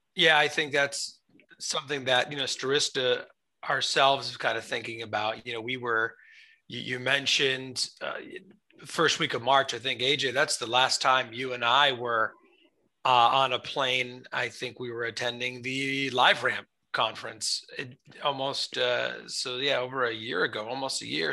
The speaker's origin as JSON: {"language": "English", "country": "United States", "said": "I'm American. My family's uh, ancestors from Italy"}